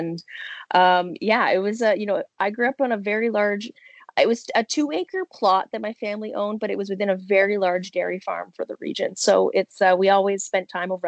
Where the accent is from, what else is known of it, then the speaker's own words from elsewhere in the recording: Niagara, Ontario, Canada; also born or lived in Kitchener-Waterloo / Brampton / Smithville / St. Catharines; Well, I'm an Ontarian, so Canadian. I was born in Kitchener-Waterloo. My family ended up moving from Brampton to Bramley, but I spent most of my time in Niagara